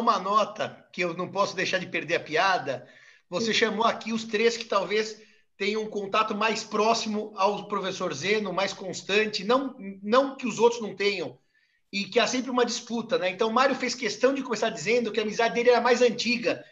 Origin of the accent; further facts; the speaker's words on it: São Paulo, Brazil; Eu, infelizmente, não sou paraibano, sou paulistano